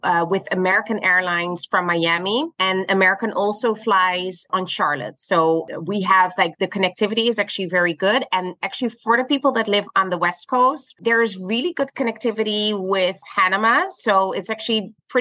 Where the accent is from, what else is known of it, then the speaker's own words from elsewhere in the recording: Netherlands; moved away as an adult; now in Curaçao; I'm originally from Holland